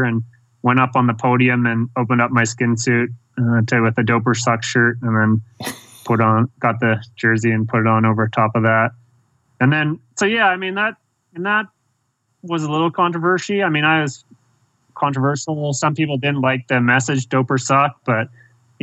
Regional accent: Canada; growing up in Canada, very, you know, privileged, life, growing up there

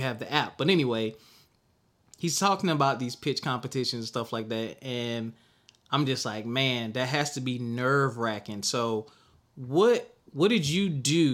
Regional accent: the South, United States; I'm from the South

